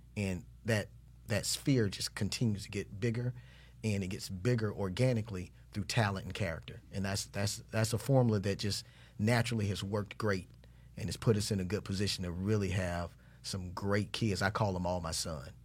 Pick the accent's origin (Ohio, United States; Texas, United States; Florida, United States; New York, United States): Florida, United States; Jacksonville; I'm from the north side of Jacksonville.